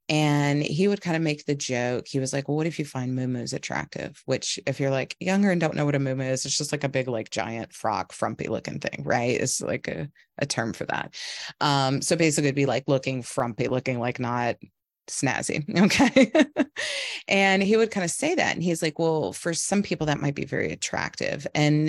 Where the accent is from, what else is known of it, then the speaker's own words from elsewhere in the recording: the South, United States; I felt like the narrative where I grew up in the South, we're all very like friendly, hospitable, this kind of thing